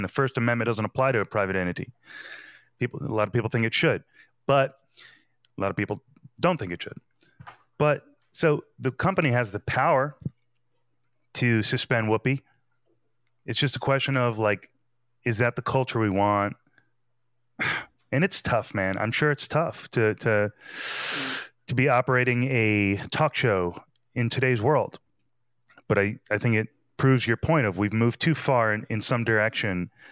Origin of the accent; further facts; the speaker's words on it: New Jersey, United States; I'm from New Jersey